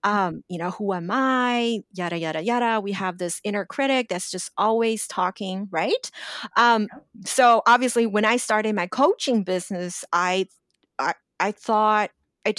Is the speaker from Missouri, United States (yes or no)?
no; Los Angeles, California, United States; English is a second language; I still always felt my English isn't good enough. I grew up in Los Angeles and, you know, I graduated university, but I still don't feel good enough.